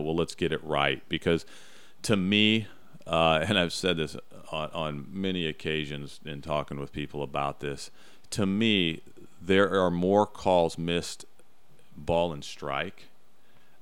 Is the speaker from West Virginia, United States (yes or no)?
no; Central Illinois, United States; I grew up in Central Illinois